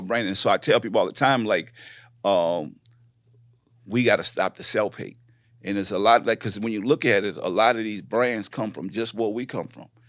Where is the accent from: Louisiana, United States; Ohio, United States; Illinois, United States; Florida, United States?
Louisiana, United States; New Orleans; moved away as an adult; also born or lived in Richmond, California / Houston; I come from New Orleans, uh, born and raised